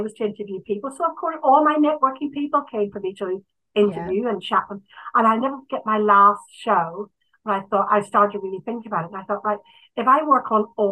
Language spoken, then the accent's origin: English; Ireland; this is a problem being Irish